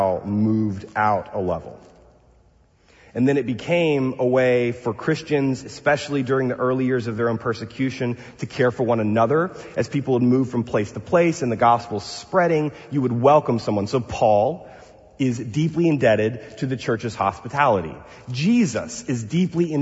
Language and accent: English; Texas, United States; now in Pasadena, United States; I'm from the South, Bill, from Texas.